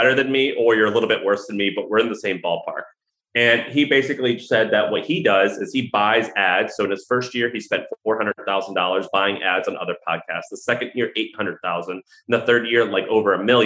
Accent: Missouri, United States; also born or lived in San Francisco, United States; now in Austin, United States; I'm from Missouri, lived in San Francisco for 10 years, live in Austin now

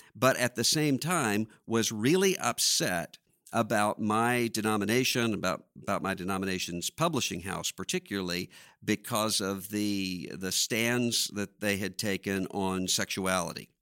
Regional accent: Biloxi, Mississippi, United States; I'm from Biloxi, Mississippi

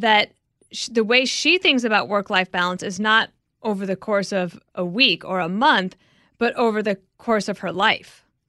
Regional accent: Wyoming, United States; I'm just from Wyoming

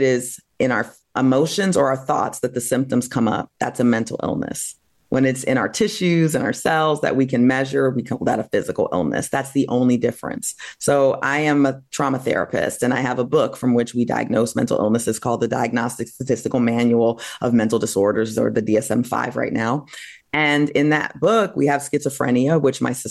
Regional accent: New Jersey, United States; also born or lived in Massachusetts; I grew up in New Jersey

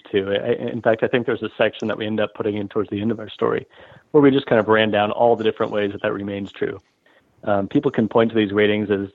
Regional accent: Omaha, Nebraska, United States; I'm sitting here in Omaha, Nebraska, right? Okay. This is my hometown

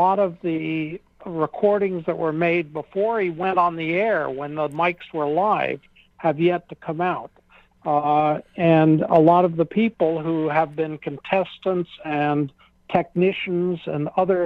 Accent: United States; as an American

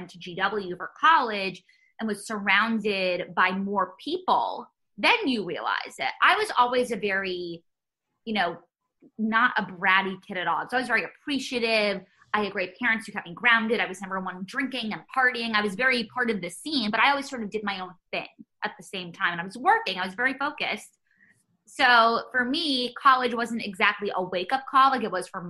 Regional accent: New York City, New York, United States; growing up in New York

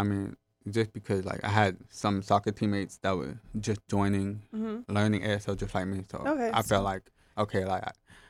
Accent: Jamaica; So he was hard to hear, just like me, and we're both Jamaican.

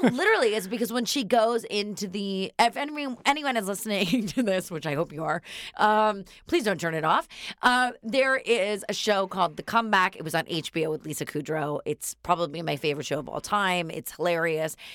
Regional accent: Northern California, United States; I'm from Northern California.

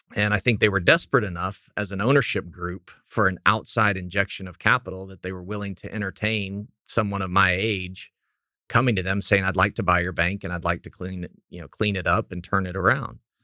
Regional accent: Clinton, Oklahoma, United States; I grew up in Clinton, Oklahoma, uh, ninety miles west of Oklahoma City

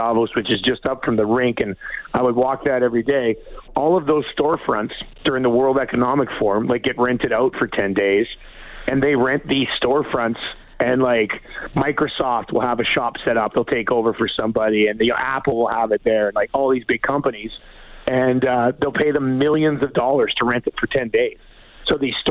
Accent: Cranbrook, British Columbia, Canada; now in Edmonton, Canada; I'm from Cranbrook, a town of 17,000

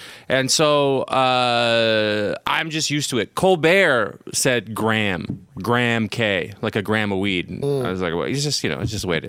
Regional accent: Canada; I'm from Canada.

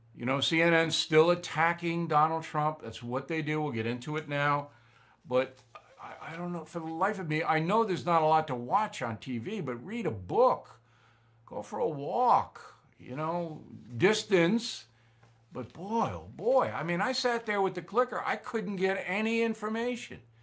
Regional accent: United States; As an American

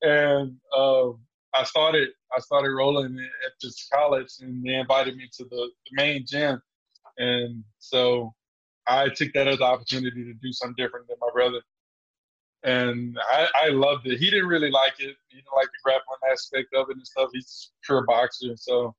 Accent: Beaumont, Texas, United States; also born or lived in Memphis, Tennessee; now in Dallas, United States; I grew up a combination between Beaumont, Texas and Memphis, Tennessee

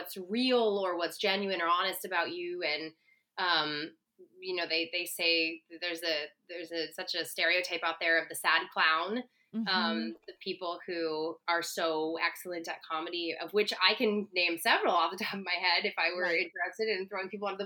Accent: Cincinnati, Ohio, United States; I grew up in Cincinnati, Ohio

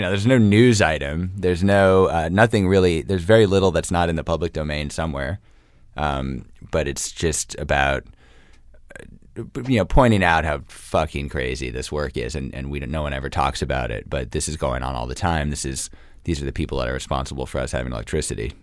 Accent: New York, United States; moved away as an adult; now in New Orleans, United States; growing up in New York

